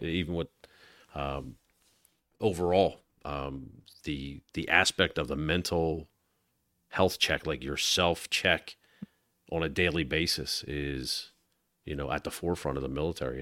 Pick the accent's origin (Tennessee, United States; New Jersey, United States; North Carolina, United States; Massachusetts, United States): New Jersey, United States; Galloway; growing up in South Jersey